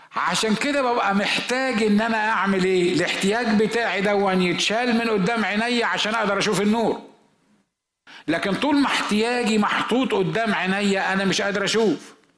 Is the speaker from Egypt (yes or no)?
yes; Egypt; احنا في مصر